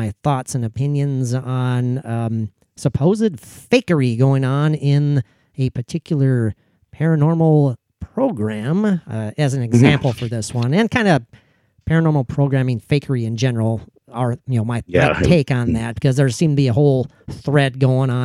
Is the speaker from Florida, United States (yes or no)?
no; Minnesota, United States; I'm from Minnesota